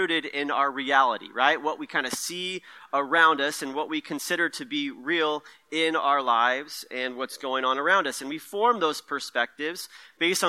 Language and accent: English; Merced, California, United States; moved away as an adult; also born or lived in Stockton, California; now in Sonoma County, United States; I grew up in the Central Valley where it's nice and hot all the time. So Merced is where I kind of come from, a Central Valley boy